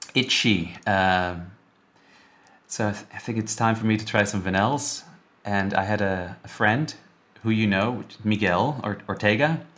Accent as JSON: {"language": "English", "country": "Netherlands", "also_born_or_lived": "Vancouver", "moved": "as an adult", "said": "I'm from the Netherlands originally"}